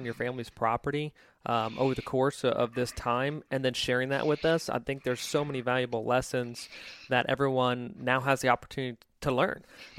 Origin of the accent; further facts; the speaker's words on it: Mid-Atlantic, United States; I'm from the Mid-Atlantic originally